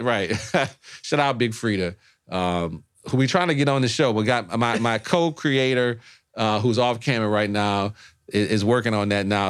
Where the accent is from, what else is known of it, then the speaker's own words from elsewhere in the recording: New Orleans, Louisiana, United States; moved away; I'm from New Orleans.